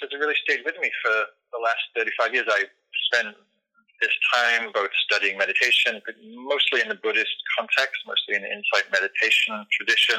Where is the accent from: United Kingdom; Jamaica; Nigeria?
United Kingdom; England; moved away; also born or lived in London; I was raised in England, and was in London at the time